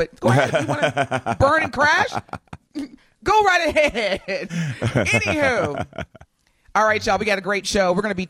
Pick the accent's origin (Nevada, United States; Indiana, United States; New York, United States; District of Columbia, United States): Indiana, United States; moved away as an adult; now in Milwaukee, United States; Now, Indiana is my home state